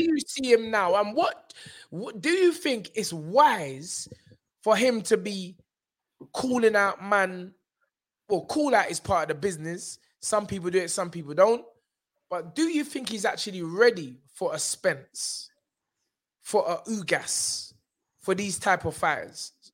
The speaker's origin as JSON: {"language": "English", "region": "London", "country": "United Kingdom", "said": "I'm from South"}